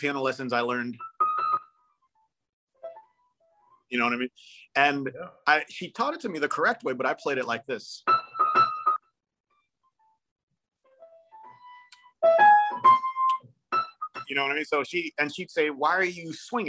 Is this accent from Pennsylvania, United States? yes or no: no; Hamden, Connecticut, United States; moved away as an adult; also born or lived in Nashville; my hometown, Hamden, Connecticut